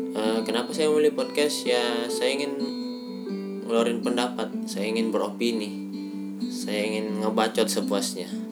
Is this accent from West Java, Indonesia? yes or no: no; Makassar, South Sulawesi, Indonesia; now in Bandung, Indonesia; cara bicara saya agak aneh uh, itu karena saya orang Makassar uh, saya orang Makassar yang tinggal di Bandung